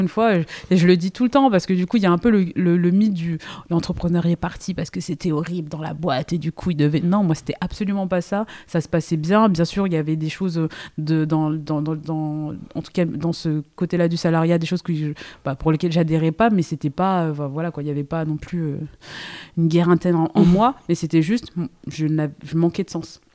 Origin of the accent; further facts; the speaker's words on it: Seine-et-Marne, Île-de-France, France; moved away as an adult; J'ai grandi en, en Ile-de-France, j'ai fait toute ma, ma, ma vie euh, en Seine-et-Marne, donc pur produit francilien